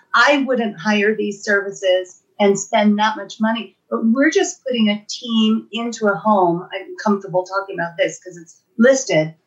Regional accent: Los Angeles, California, United States; moved away as an adult; now in Truckee, United States; I moved to Truckee from my hometown of Los Angeles

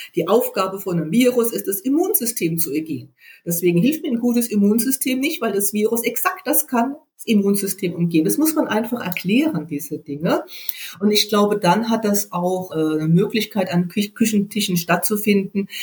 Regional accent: West Germany, Germany; jetzt komme ich ja aus dem Westen

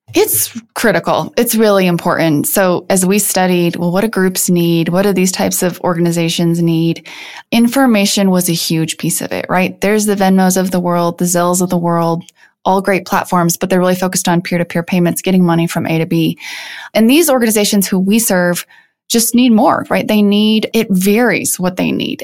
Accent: Iowa, United States; moved away as an adult; also born or lived in Chicago / San Francisco; now in Denver, United States; So I grew up in the Midwest. I grew up on a farm in the middle of Iowa.

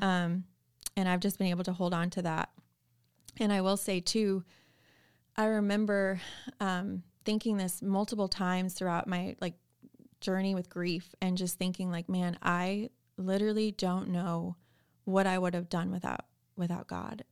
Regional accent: Chicago suburbs, Illinois, United States; moved away as an adult; also born or lived in San Antonio, Texas / Austin, Texas; now in Nashville, United States; I was born and raised in the Chicago suburbs, um, lived there my whole life

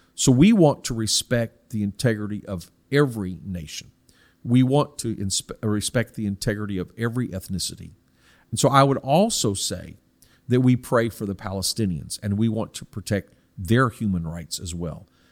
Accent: United States; the United States, which is m-, my home country

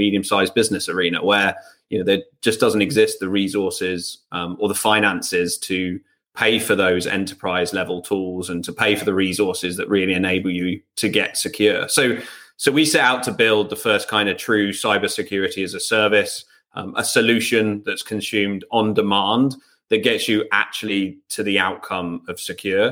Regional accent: England, United Kingdom; I'm English.

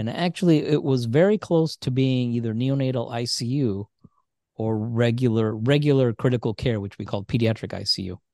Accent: Indiana, United States; also born or lived in Michigan; We grew up in Indiana mostly

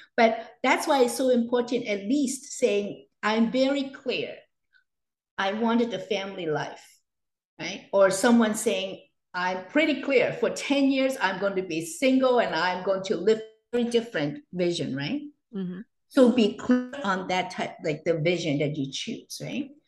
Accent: Hong Kong; now in Canada; I was born and raised in Hong Kong, and I came to Canada in 1980.

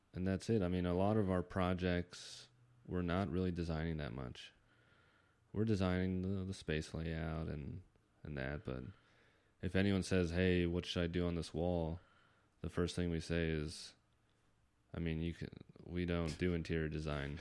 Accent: Northern Virginia, United States; now in San Diego, United States; I'm from the East Coast

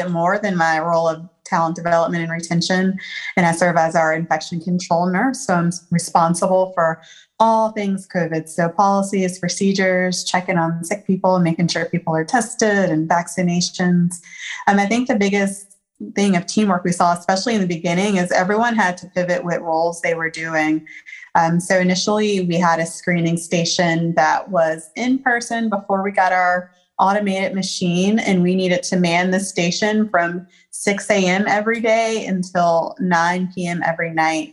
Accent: Columbia, South Carolina, United States; also born or lived in Philadelphia, Pennsylvania; now in Charlotte, United States; I am from Columbia, South Carolina, by way of Philadelphia, Pennsylvania. I'm currently in Charlotte, North Carolina

